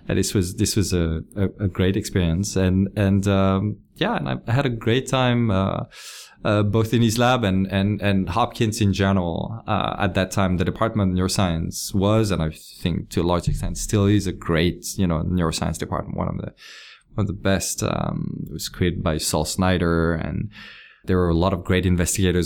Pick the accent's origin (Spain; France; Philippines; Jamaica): France; Lyon, Auvergne-Rhône-Alpes; moved away as an adult; also born or lived in French Alps; I grew up in France, in, uh, in a city called Lyon